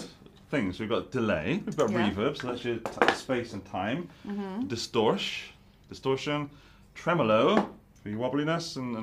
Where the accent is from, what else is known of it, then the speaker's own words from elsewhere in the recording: United Kingdom; I'm from Britain.